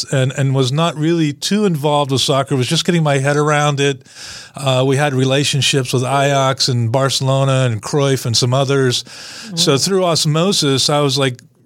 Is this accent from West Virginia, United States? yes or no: no; Western Pennsylvania, United States; I'm actually from Western Pennsylvania and grew up, you know, in the 70s